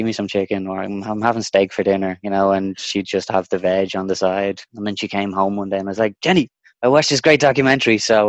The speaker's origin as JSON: {"language": "English", "country": "Denmark", "moved": "yes", "lives_now": "Dublin, Ireland", "said": "Originally, I'm from Denmark, but I've lived in Ireland for the vast majority of my life. Spent a bit of time in Spain as well. As I said, most of the time has been here in Dublin."}